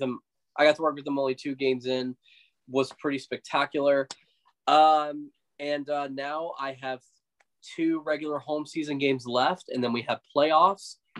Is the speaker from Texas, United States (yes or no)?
yes; West Texas, United States; now in Dallas, United States; I grew up in West Texas for nine years